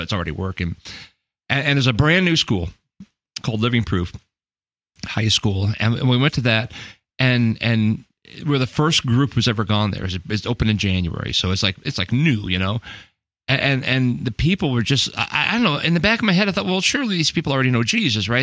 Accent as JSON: {"language": "English", "country": "United States", "said": "I'm like American pastor guy"}